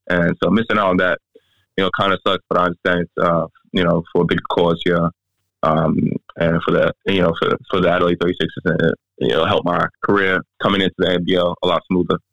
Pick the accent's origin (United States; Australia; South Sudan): South Sudan; my home country, um, South Sudan.